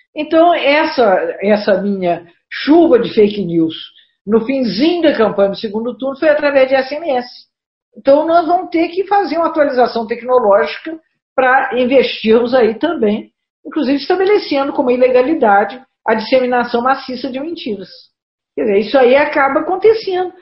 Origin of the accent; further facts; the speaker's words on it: Juiz de Fora, Minas Gerais, Brazil; nessa região que as pessoas brincam que nós somos cariocas do Brejo